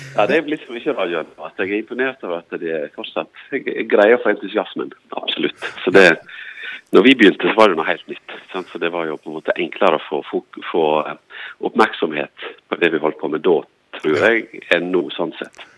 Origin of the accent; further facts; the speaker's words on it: Stryn, Vestland, Norway; moved away; jeg vokste opp i Bø sammen med, sammen, sammen med deg